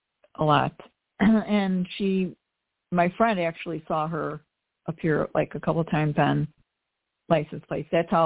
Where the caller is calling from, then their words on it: Chicago, Illinois, United States; … from the Chicago area.